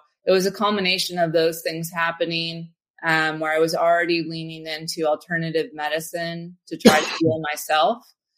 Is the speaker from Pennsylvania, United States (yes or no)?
yes; Philadelphia, Pennsylvania, United States; also born or lived in St. Louis / Detroit; now in San Francisco, United States; I grew up actually in St. Louis and Detroit and then Philly. I spent my formative years. So shout out to all my Philadelphians out there.